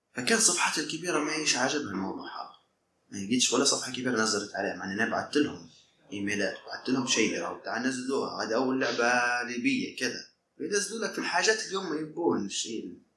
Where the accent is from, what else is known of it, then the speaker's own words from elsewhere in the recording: Libya; وانا ليبي